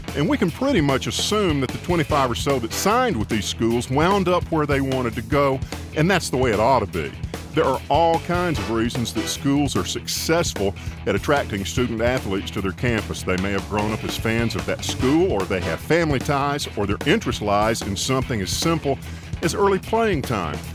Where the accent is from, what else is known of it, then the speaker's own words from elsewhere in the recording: Tuscaloosa, Alabama, United States; I'm from Tuscaloosa